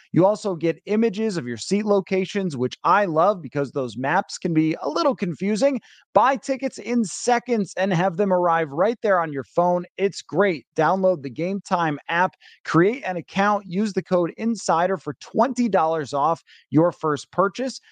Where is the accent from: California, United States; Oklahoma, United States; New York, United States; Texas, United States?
New York, United States; Buffalo; moved away; growing up in Buffalo